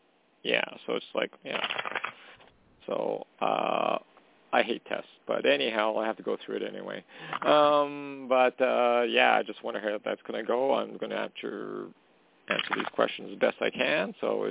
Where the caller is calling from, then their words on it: Canada; calling from Canada.